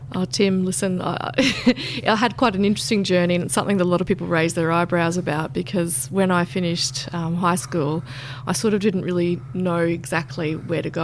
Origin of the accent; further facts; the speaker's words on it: Roma, Queensland, Australia; moved away; I'm from Roma, out in Western Queensland.